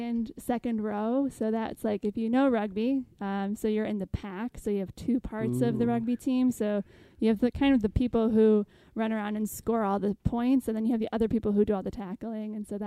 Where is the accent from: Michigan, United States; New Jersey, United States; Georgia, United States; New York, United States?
New York, United States; Central Square; I was born here. I was raised in St. Michael's Parish growing up in Central Square. I was baptized there, received my sacraments there.